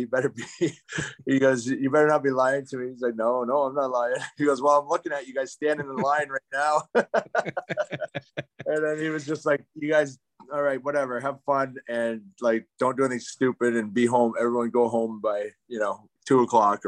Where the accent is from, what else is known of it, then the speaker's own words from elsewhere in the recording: London, Ontario, Canada; moved away as an adult; growing up a London Knights fan and growing up in London